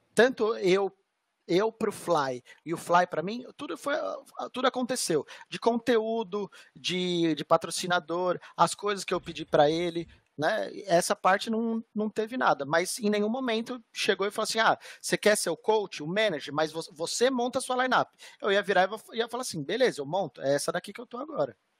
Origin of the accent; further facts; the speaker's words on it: Brazil; Eu sou brasileiro, velho. Eu sou brasileiro.